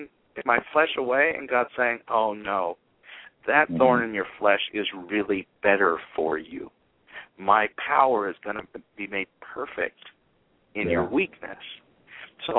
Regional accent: Salinas River, California, United States; I lived with the Salinas River in my backyard

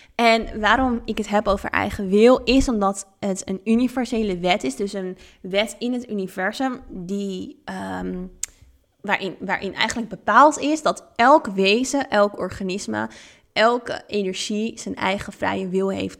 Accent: Netherlands; also born or lived in Thailand; now in Ibiza, Spain; Eigenlijk al heel jong ben ik veel gaan reizen en ben ik weggegaan uit Nederland.

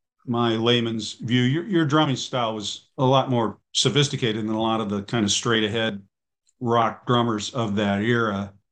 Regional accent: Midwest, United States; I grew up in the Midwest

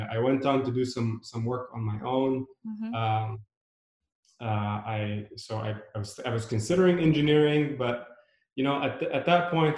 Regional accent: Beirut, Beirut Governorate, Lebanon; now in United States; I was born in Beirut during a decade of civil unrest.

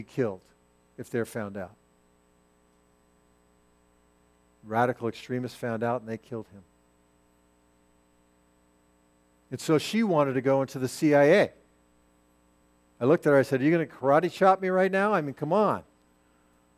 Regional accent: United States; I'm an American, and I'm a Christ follower

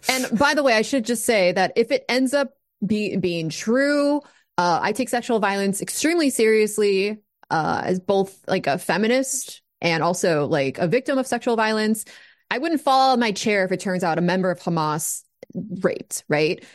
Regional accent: United States; as an American

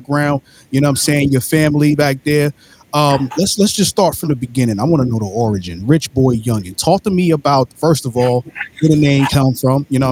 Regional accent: New York City, New York, United States; I'm from Brooklyn, New York, born and raised.

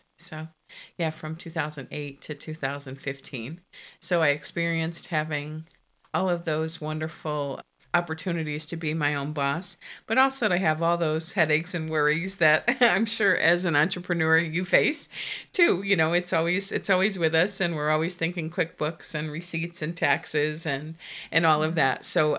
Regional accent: Connecticut, United States; now in Virginia, United States; I was born in Connecticut and I was the baby of four children.

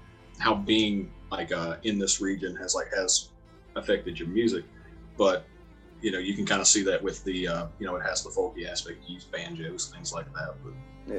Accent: Southwest Virginia, United States; now in Tennessee, United States; I live in Tennessee. I grew up in Southwest Virginia.

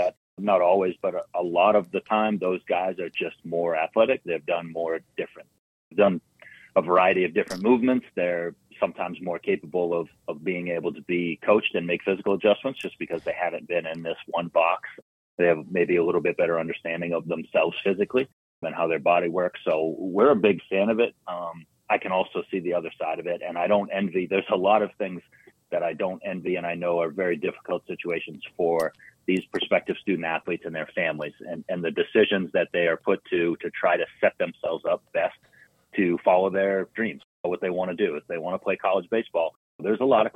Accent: Boston, Massachusetts, United States; I'm from Massachusetts. I grew up in South Boston

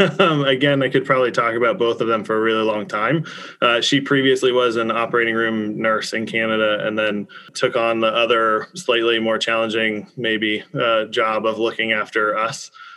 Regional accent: Dallas, Texas, United States; now in Massachusetts, United States; I grew up in Dallas, Texas

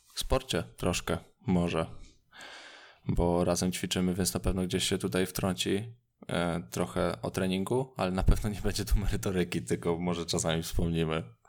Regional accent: Radom, Masovian Voivodeship, Poland; Ja z Radomia

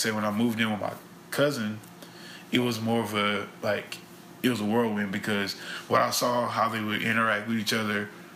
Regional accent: Baton Rouge, Louisiana, United States; I'm from Baton Rouge, East Baton Rouge Parish

